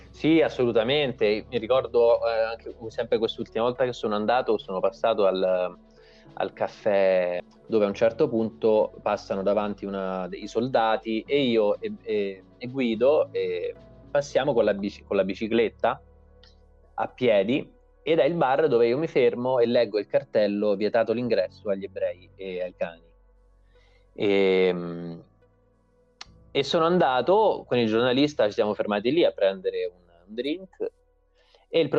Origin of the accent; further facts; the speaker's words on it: Viterbo, Lazio, Italy; also born or lived in Montefiascone / Orvieto; Io venivo, vengo comunque da Viterbo, Montefiascone, Orvieto, sono nato in queste zone qua, che sono paesi comunque che hanno un centro storico medievale piuttosto eh, bello